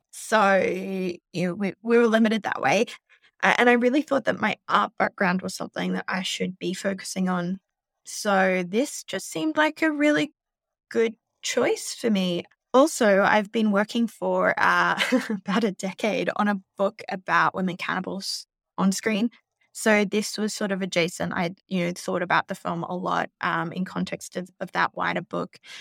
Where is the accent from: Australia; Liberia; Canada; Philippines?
Australia; now in New York, United States; I'm an Australian. I live in New York